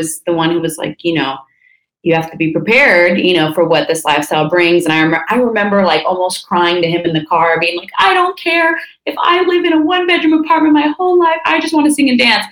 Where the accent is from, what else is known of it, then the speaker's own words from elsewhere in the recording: Napa, California, United States; also born or lived in Santa Barbara, California; I was born in Santa Barbara, which is north of LA. And then when I was 5, we moved up to Napa, which is where I, went to kindergarten, elementary school, high school.